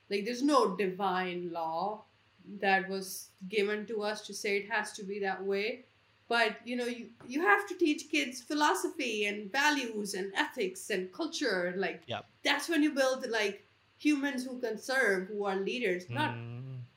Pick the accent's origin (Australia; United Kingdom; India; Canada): India; I'm born and raised in India.